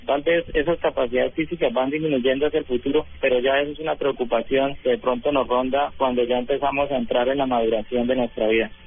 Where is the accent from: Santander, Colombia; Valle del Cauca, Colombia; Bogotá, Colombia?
Santander, Colombia; Bucaramanga; also born or lived in Bogotá; pedí traslado para mi ciudad natal, que es acá Bucaramanga